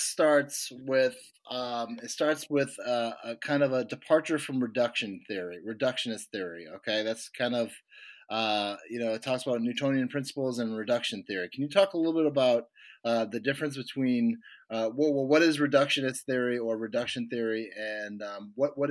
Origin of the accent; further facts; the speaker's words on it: Boston, Massachusetts, United States; I'm from Boston.